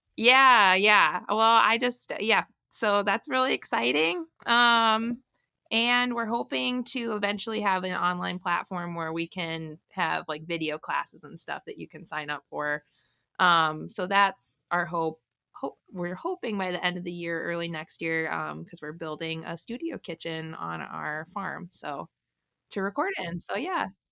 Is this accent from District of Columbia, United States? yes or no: no; Morris, Illinois, United States; I grew up in the really far south suburbs of Chicago, kind of near, um, the Joliet, Illinois area.